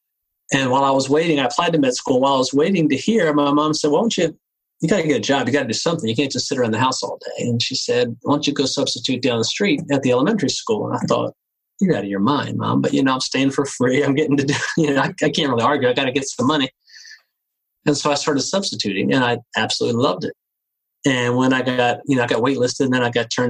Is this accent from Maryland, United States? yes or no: yes; Cambridge, Maryland, United States; growing up on the Eastern Shore of Maryland in Cambridge.